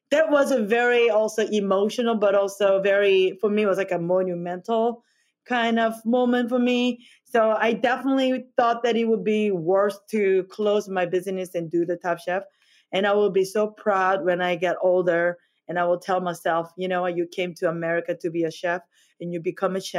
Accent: South Korea; English is a second language; moved away as an adult; now in United States; I came from Korea and I, to go to the culinary school in 2009.

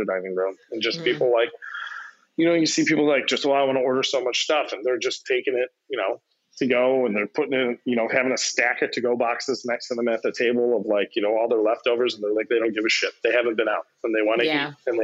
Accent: Chicago, Illinois, United States; one of my buddies who I grew up with on the South Side

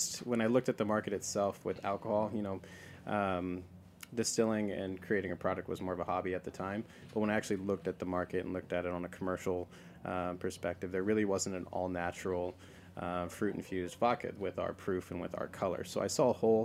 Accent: the Northwest, Pacific Northwest, United States; But I grew up in the Northwest. That's where I'm from.

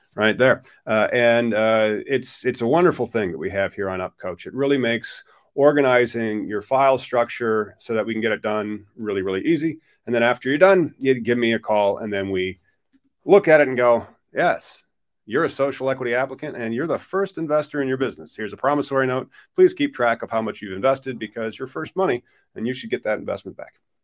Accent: Illinois, United States; my home state of Illinois

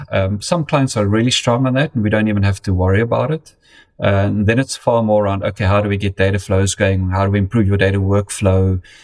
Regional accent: South Africa; moved away as an adult; also born or lived in United Kingdom; now in Connecticut, United States; I grew up in, in, in South Africa um, and then spent um, 10 years in the United Kingdom. And uh, it's my fourth year in the United States now

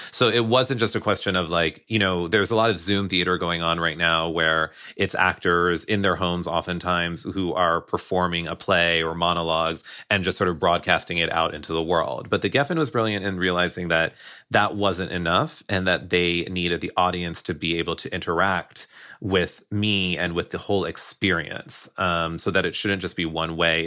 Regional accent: United States; I am Indian American

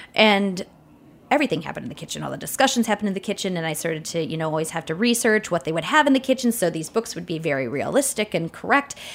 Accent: northern Wisconsin, United States; I'm from a village in northern Wisconsin

